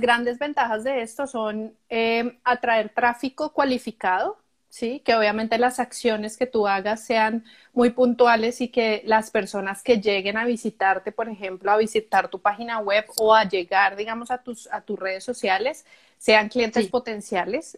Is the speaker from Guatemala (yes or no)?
no; Colombia; moved away as an adult; now in Canada; yo soy colombiana, eh, vivo en Canadá hace más o menos ocho años.